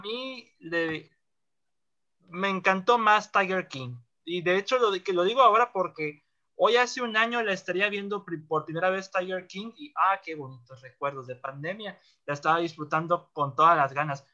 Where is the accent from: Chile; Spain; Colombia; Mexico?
Mexico; northern Mexico; yo soy el norteño